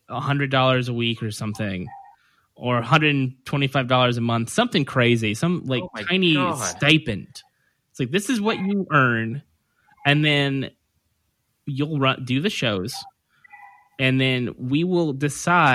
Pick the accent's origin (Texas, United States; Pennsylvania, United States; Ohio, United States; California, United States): California, United States; Merced; Merced, California, small town north of Fresno